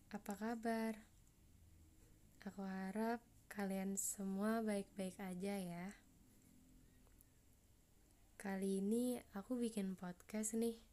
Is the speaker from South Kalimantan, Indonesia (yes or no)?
yes; Banjarbaru, South Kalimantan, Indonesia; Asalku dari Banjarbaru. Aku dari kelompok 2.